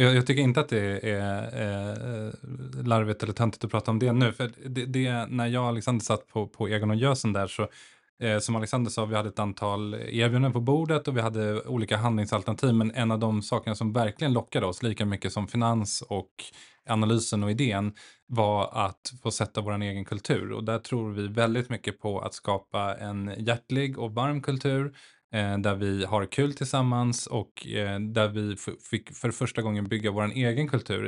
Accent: Stockholm, Stockholm County, Sweden; also born or lived in Nacka; född och uppvuxen i Stockholm, eh, bor i Nacka med tre barn

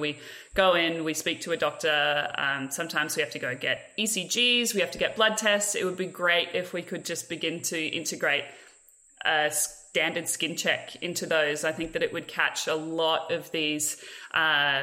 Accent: Australia; a part of being Australian

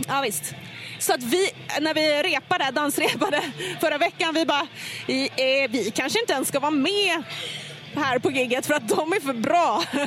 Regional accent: Finland; jag är ändå finne

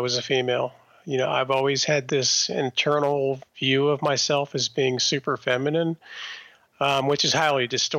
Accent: Maryland suburbs, United States; I grew up in the Maryland suburbs

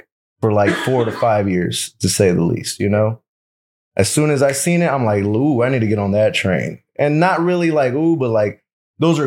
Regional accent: Los Angeles, California, United States; I'm from South Central Los Angeles

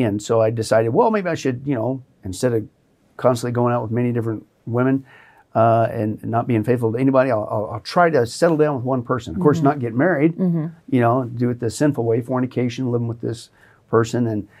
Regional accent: Kansas, United States; where I grew up in Southeast Kansas, at that time, per capita, the population, it had the most churches anywhere, mm-hmm, in the United, mm-hmm, States.

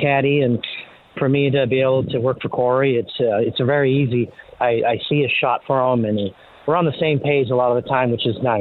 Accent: Canada; growing up in Canada

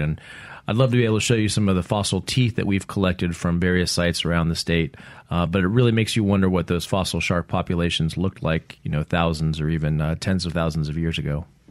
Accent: Central Kentucky, United States; also born or lived in Mississippi Gulf Coast; now in Mississippi, United States; I am from Central Kentucky. I grew up, uh, in Kentucky

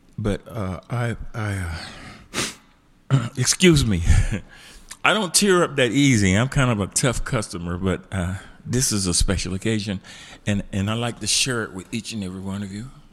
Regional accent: Tampa, Florida, United States; moved away as an adult; also born or lived in Columbus, Georgia; now in Birmingham, United States; I spent most of my vulnerable years in Tampa, Florida

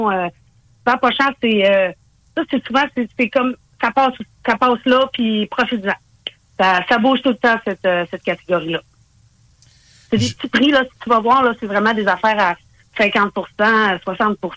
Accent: Saguenay, Quebec, Canada; now in Quebec City, Canada; Je suis originaire du Saguenay

